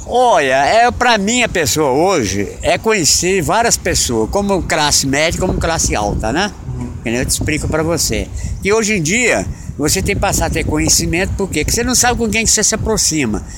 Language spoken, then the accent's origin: Portuguese; Itaquaquecetuba, São Paulo, Brazil; now in Belo Horizonte, Brazil; Itaquaquecetuba, que é minha terra natal